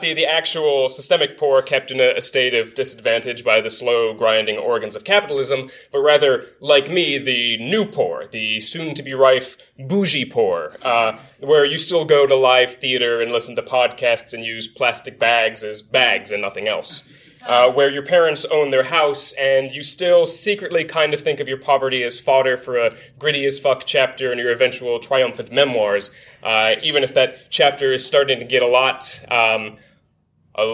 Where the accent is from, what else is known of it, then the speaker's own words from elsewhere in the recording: Virginia, United States; my own home state, Virginia